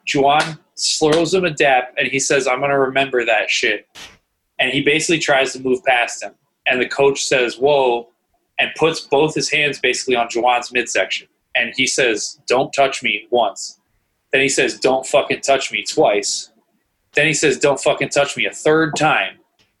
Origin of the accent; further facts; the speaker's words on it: Ann Arbor, Michigan, United States; moved away as an adult; I was born in Ann Arbor, Michigan. I didn't leave until I was 18.